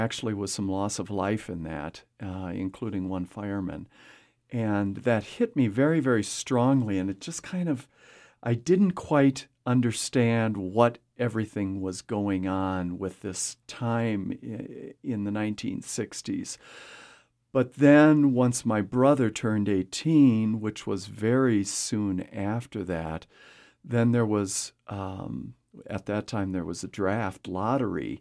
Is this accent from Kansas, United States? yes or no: no; a small town in Wisconsin, United States; born or raised there; now in Casper, United States